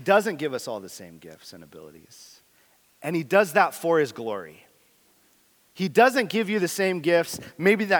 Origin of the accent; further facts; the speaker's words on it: San Diego, California, United States; moved away; I grew up in San Diego.